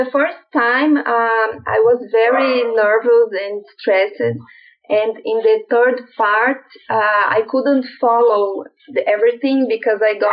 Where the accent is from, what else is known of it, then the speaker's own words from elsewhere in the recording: Brazil; English is a second language; I'm from Brazil. Um, uh, we we decided to take the IELTS because we were planning to immigrate to Canada.